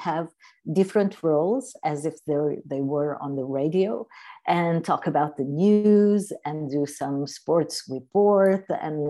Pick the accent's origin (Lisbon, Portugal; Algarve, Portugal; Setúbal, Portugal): Algarve, Portugal; I'm from Portugal. I'm from the Algarve in the south of Portugal